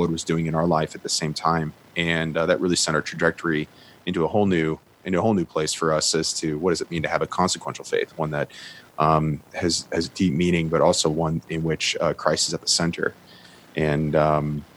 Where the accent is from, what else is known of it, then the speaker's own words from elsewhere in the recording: Chicago, Illinois, United States; I'm from Chicago.